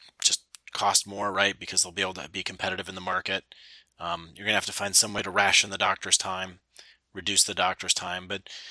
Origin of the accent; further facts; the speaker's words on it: United States; being American